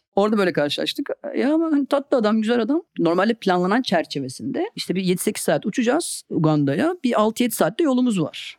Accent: Karabük, Karabük Province, Turkey; moved away as an adult; also born or lived in Istanbul; ben de küçük bir şehirde doğdum Karabük'te ve İstanbul'a ilk geldiğimde 18 yaşındaydım.

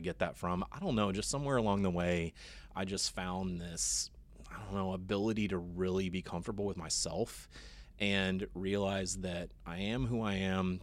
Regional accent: Austin, Texas, United States; I grew up in Austin

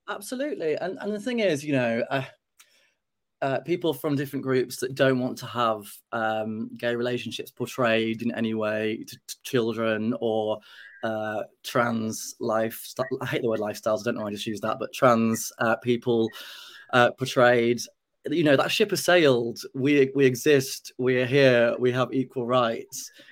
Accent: Yorkshire and the Humber, United Kingdom; growing up in Yorkshire in the 80s

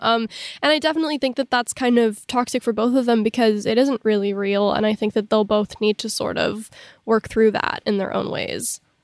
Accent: Southern California, United States; growing up in Southern California

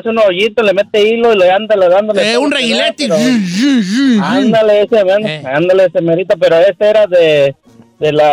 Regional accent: Guadalajara, Jalisco, Mexico; now in Riverside, United States; Sí, mire, yo soy de Guadalajara, ¿verdad? Me vine oh

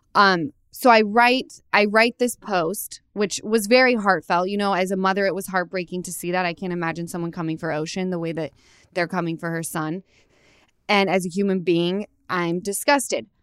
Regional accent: Utah, United States; now in Los Angeles, United States; I come from Utah

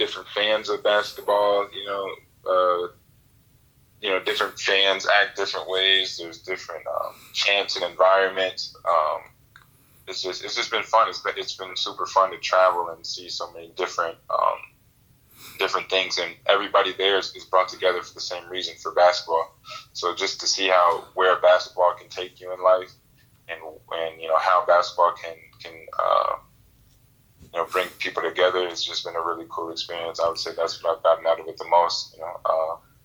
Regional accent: Illinois, United States; moved away; I'm originally from Illinois

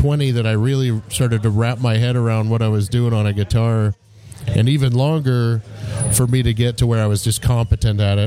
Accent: Iowa, United States; moved away as an adult; I grew up in Iowa

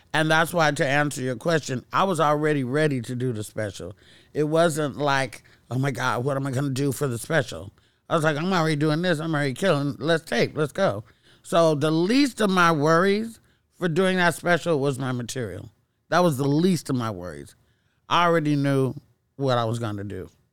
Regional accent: Castro Valley, California, United States; also born or lived in Oakland; moved out of Oakland to Castro Valley

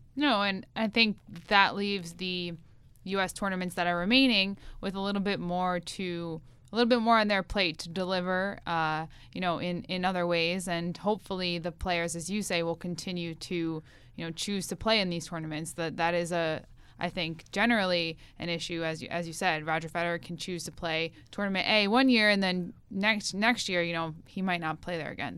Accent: United States; I'm an American

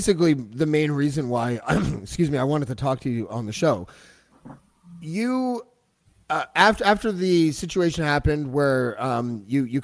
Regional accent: Canada; we're Canadian

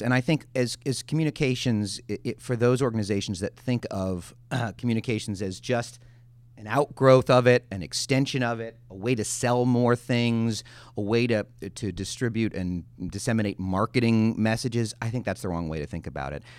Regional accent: Chicago, Illinois, United States; I grew up in Chicago in the eighties

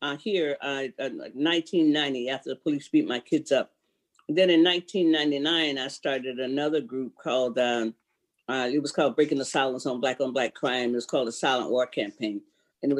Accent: Sanford, Florida, United States; now in Seattle, United States; I'm from Sanford, Florida originally. That's where I was raised at.

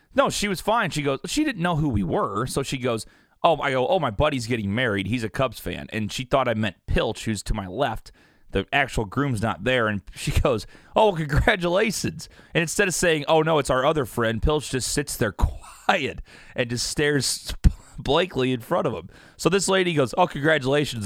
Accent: Southern Illinois, United States; now in Missouri, United States; I now live in Missouri, which I thoroughly enjoy, but, uh, I grew up in Illinois, Nick, and basically, it's Southern

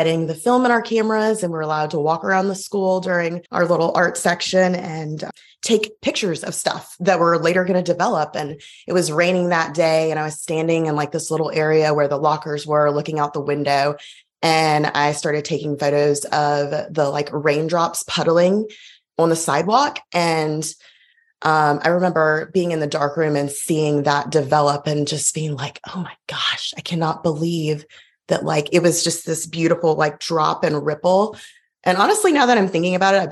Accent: Montgomery, Alabama, United States; now in Auburn, United States; I grew up in Montgomery and it's just right down the road

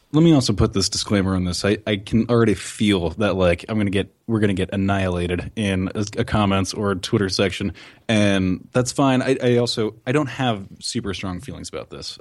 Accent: New Jersey, United States; I'm from New Jersey

